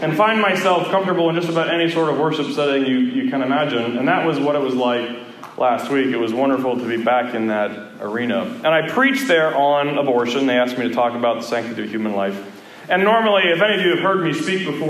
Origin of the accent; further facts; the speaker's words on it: Erie, Pennsylvania, United States; We moved from the Missouri Synod Lutheran Church to a Methodist church in Erie, Pennsylvania